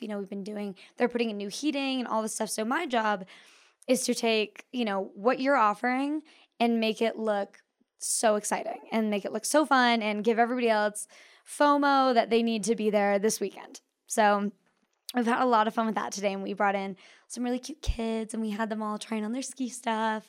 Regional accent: Park City, Utah, United States; also born or lived in New York; I grew up here in Park City

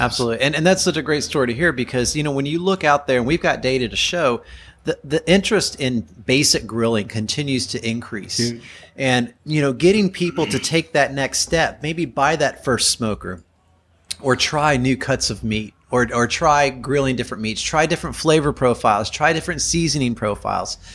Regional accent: Kentucky, United States; also born or lived in Chicago area, Illinois; now in Chicago, United States; I'm from Kentucky and I've lived in the Chicago area for 18 years

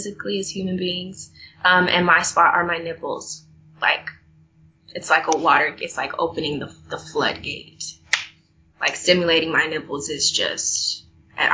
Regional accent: Texas, United States; moved away; In my hometown, actually, I was the president of student council, and I remember begging, going before the school board and begging them to have a safe sex fact week, because we had the highest rate of, I believe it was chlamydia or syphilis, in the state of Texas

